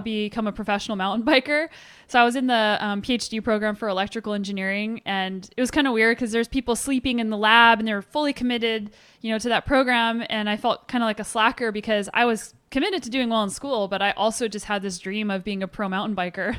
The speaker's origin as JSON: {"language": "English", "town": "Albuquerque", "region": "New Mexico", "country": "United States", "tie": "born or raised there", "said": "I grew up in Albuquerque, New Mexico"}